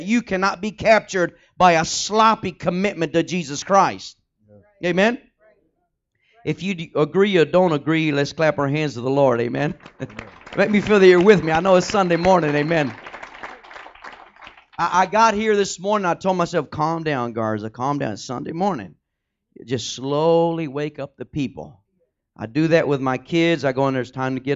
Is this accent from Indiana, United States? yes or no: no; Texas, United States; I'm from Texas